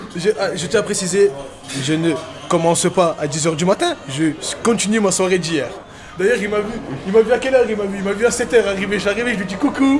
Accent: Algeria; on est algérien

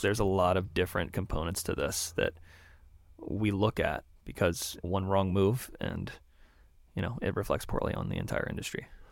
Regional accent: Maryland, United States; moved away as an adult; also born or lived in Springfield, Massachusetts / South Carolina / Baltimore; now in Vermont, United States; I was born in Springfield, Massachusetts. I grew up in Maryland on a farm

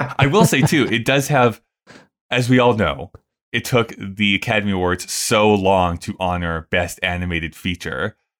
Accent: Canada; we grew up in Canada

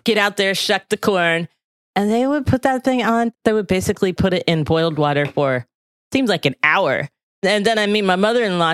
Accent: the South, United States; moved away; I grew up in the South

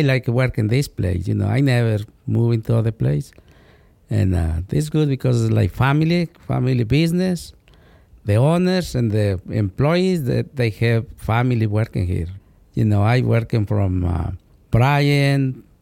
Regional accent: Mexico; English is a second language; moved away as an adult; now in Chicago, United States; I am from Mexico.

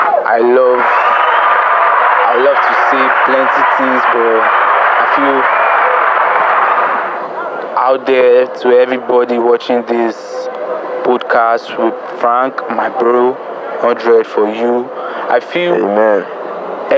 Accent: Lagos, Nigeria; also born or lived in Jos; I'm even actually from Jos. I'm born and brought up in Lagos, so I'm a Jos boy

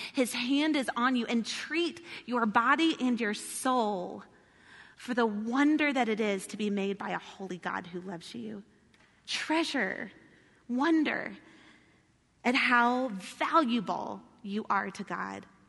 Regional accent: the South, United States; I'm from the South

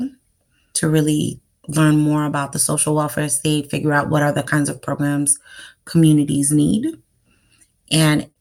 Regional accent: New York City, New York, United States; I am from New York City, Manhattan. My parents are Haitian, so come from the Caribbean island of Haiti. I'm a first generation American, and I grew up in the 90s in New York City

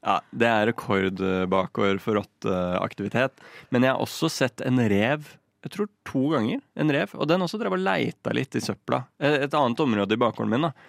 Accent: Lillehammer, Innlandet, Norway; now in Oslo, Norway; Der jeg er fra Lillehammer

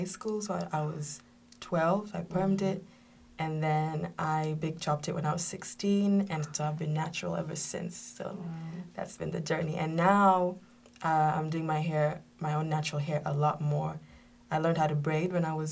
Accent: Kenya; I grew up in Kenya.

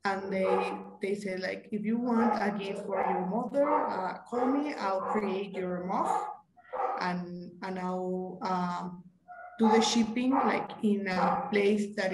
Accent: Guadalajara, Jalisco, Mexico; I'm from Guadalajara, Mexico

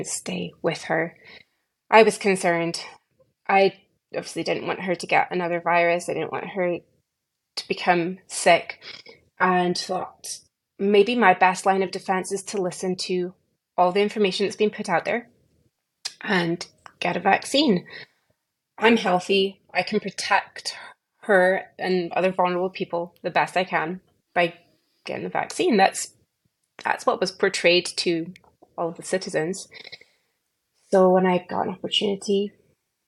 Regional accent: United Kingdom; moved away as an adult; now in Texas, United States; I'm born and raised in the United Kingdom.

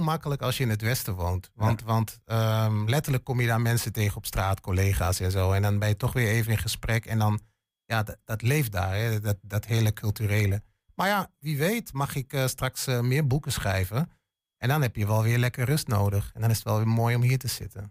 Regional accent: Hengelo, Overijssel, Netherlands; moved away as an adult; also born or lived in western Netherlands; ik ben een tukker, geboren en getogen in Hengelo

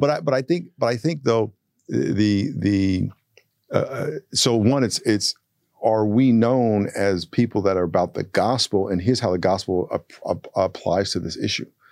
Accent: United States; I'm the American

